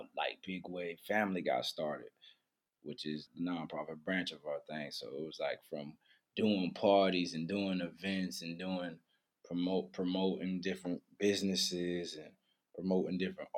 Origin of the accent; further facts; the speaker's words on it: Wilmington, North Carolina, United States; also born or lived in Charlotte, North Carolina; I'm from Wilmington. It's like the water, the beach, port city